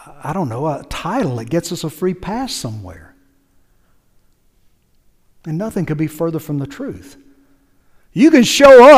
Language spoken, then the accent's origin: English; United States; I'm an American